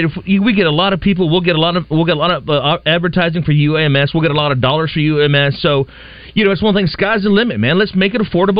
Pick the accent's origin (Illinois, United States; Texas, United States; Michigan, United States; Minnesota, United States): Texas, United States; San Antonio; I'm a transplant from San Antonio.